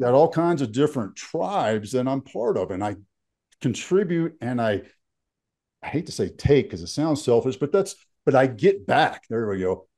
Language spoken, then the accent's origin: English; Fort Worth, Texas, United States; moved away as an adult; also born or lived in Fairbanks, Alaska; now in Colorado, United States; So I grew up in Texas